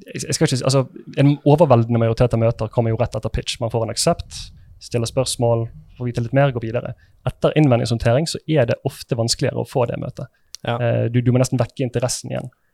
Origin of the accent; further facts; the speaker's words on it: Sotra, Vestland, Norway; Jeg er fra Sotra